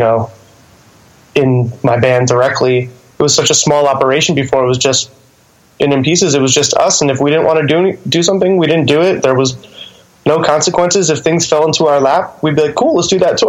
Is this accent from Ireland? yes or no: no; Connecticut, United States; moved away as an adult; now in Brooklyn, United States; growing up in Connecticut